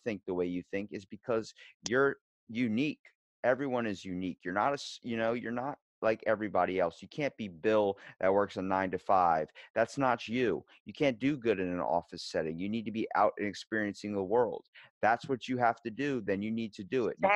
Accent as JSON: {"language": "English", "town": "Ocean City", "region": "Maryland", "country": "United States", "said": "I'm from Ocean City, Maryland. I'm East Coast, not West."}